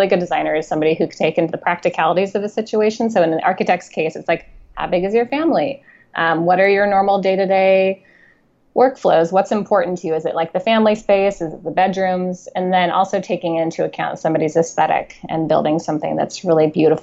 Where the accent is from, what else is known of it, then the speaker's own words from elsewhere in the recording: Spokane, Washington, United States; moved away; I'm from Eastern Washington, a relatively small town called Spokane